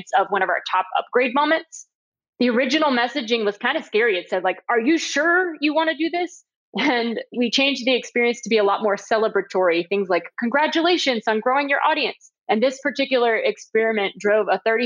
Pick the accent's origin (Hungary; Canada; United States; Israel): United States; Cape Elizabeth, Maine; now in Atlanta, United States; I will always call Cape Elizabeth, Maine, where I grew up. That's my hometown